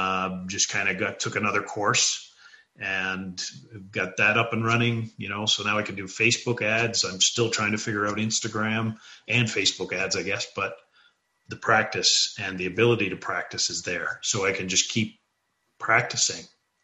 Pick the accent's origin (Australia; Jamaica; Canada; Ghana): Canada; Newfoundland and Labrador; also born or lived in British Columbia; I grew up in Newfoundland.